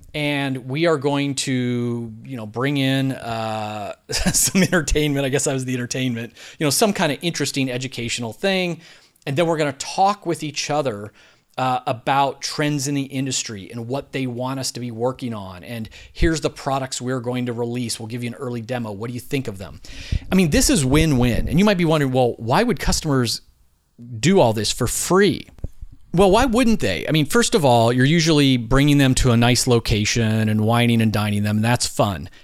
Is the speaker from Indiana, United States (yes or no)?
no; Philadelphia, Pennsylvania, United States; I'm from Philadelphia